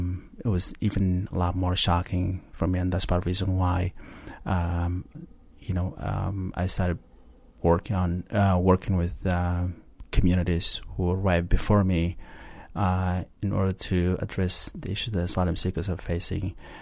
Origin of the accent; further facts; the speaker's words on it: Sudan; now in Israel; to be the first and the only Sudanese to be given refugee status